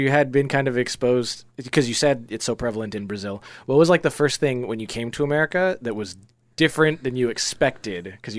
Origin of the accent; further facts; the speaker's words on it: Jamaica; moved away; I am Chinese Jamaican and I'm from Jamaica